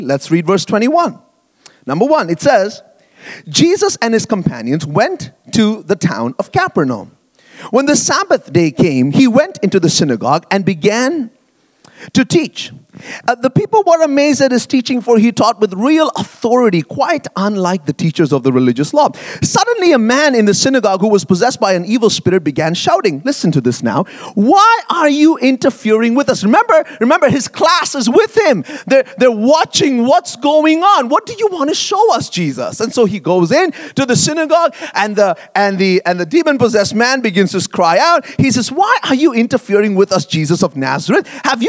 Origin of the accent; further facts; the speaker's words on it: Bahrain; moved away as an adult; now in Canada; And I grew up in the Middle East, actually, in Bahrain, a tiny little island in the Arabian Gulf, and lived there for 18 years and then moved to Canada to come to Bible college and so on.